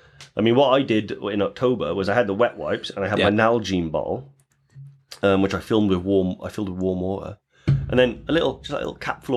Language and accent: English; Newport, Wales, United Kingdom; I'm from Newport, and I use them.